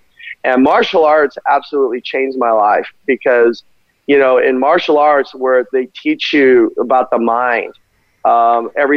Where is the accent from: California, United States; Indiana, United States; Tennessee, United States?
California, United States; Glendale; I grew up in Glendale, California